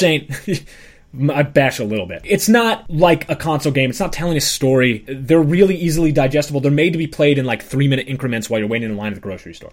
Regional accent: United States; as an American

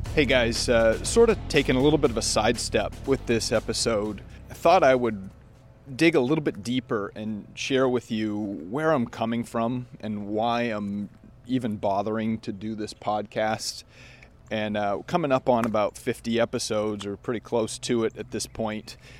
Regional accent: Maine, United States; I grew up in Maine

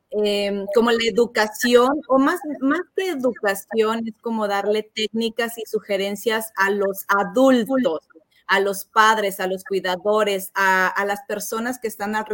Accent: United States; born there; also born or lived in Guadalajara, Mexico; Eh, yo nací en Estados

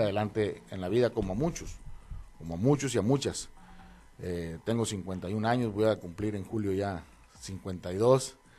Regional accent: Los Mochis, Sinaloa, Mexico; also born or lived in Mazatlán, Sinaloa; yo nací en Mazatlán, pero desde muy chico me trajeron acá los mochis

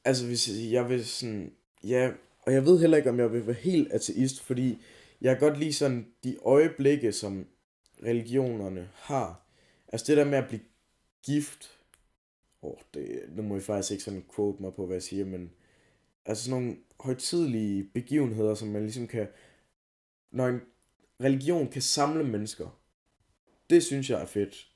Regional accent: Denmark

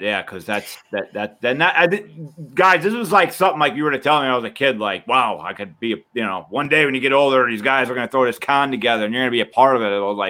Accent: New Jersey, United States; also born or lived in Deptford, New Jersey; I am a South Jersey man

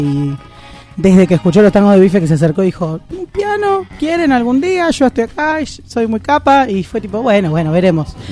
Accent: San Miguel, Buenos Aires Province, Argentina; moved away as an adult; now in Buenos Aires, Argentina; soy de Gran Buenos Aires, de ah, San Miguel

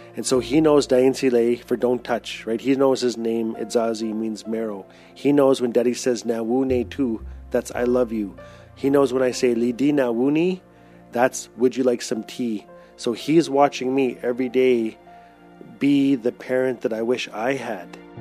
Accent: Fort Smith, Northwest Territories, Canada; I'm Tlicho Dene from Fort Smith, Northwest Territories

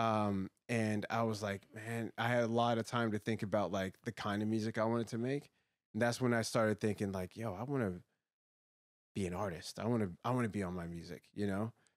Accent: Woodbridge, Virginia, United States; I grew up in Woodbridge, Virginia

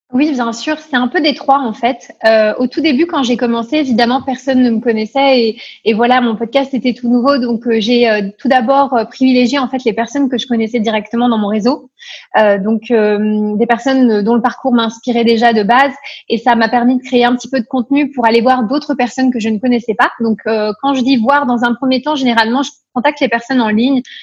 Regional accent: Paris, Île-de-France, France; moved away as an adult; also born or lived in Nancy; now in Luxembourg; Je suis expatriée au Luxembourg depuis bientôt cinq ans, mais à l'origine je viens de Paris

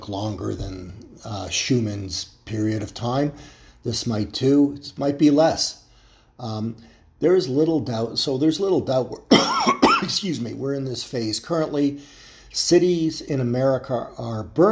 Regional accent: Toronto, Ontario, Canada; my hometown of Toronto

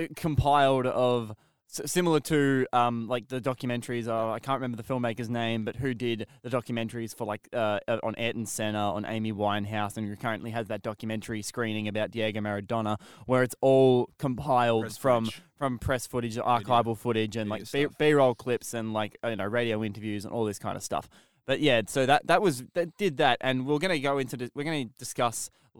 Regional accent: Australia; And as an Australian person

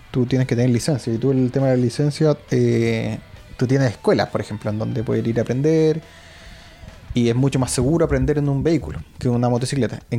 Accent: Santiago, Santiago Metropolitan, Chile; Igual somos santiaguinos.

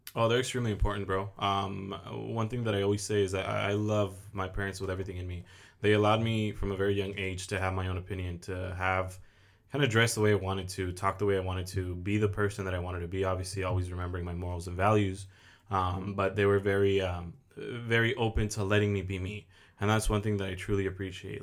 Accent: Oxnard, California, United States; born and raised in Oxnard, I am twenty-five

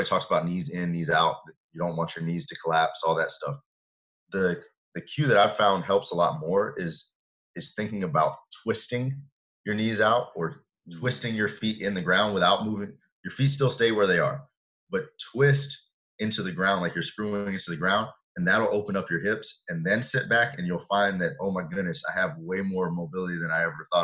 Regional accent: Atlanta, Georgia, United States; we grew up in the Atlanta area

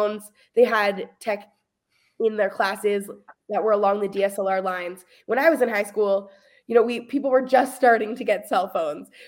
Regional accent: Hamilton, Ontario, Canada; also born or lived in Kingston, Ontario; now in Burlington, Canada; I grew up in a really rural situation, in a beautiful, beautiful home with my lovely family. But when I was 18, I like could not get as far away as possible kind of thing in a quick enough time. So I moved from Hamilton to Kingston

